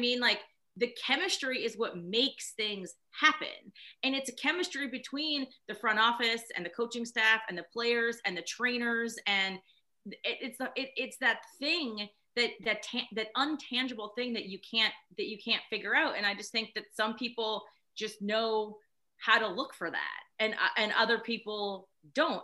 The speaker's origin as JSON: {"language": "English", "area": "near the Poconos", "region": "Pennsylvania", "country": "United States", "tie": "born or raised there", "said": "I grew up near the Poconos"}